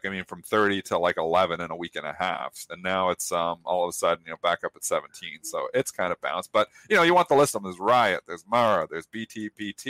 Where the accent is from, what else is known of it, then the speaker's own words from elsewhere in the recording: Canada; I'm a Canadian.